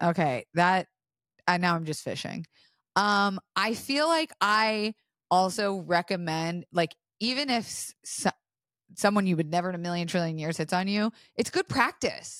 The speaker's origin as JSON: {"language": "English", "region": "Florida", "country": "United States", "tie": "born or raised there", "said": "I was raised in Florida"}